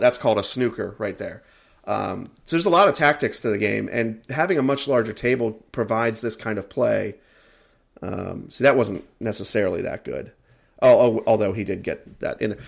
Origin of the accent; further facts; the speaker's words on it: United States; I am an American.